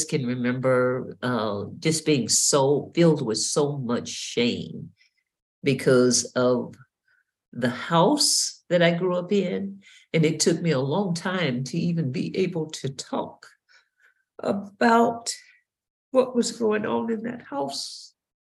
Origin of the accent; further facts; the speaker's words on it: Mississippi, United States; I was born and raised in Mississippi